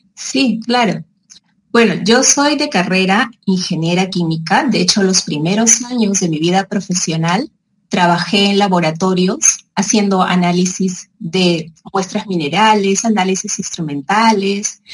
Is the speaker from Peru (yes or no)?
yes; Peru; also born or lived in Madrid; yo regreso a Perú y me dedico a esto